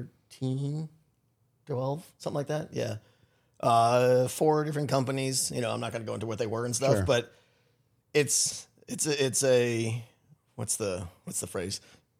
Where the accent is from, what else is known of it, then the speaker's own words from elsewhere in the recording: New England, United States; moved away as an adult; I'm from Connecticut and Massachusetts, Rhode Island, New England boy.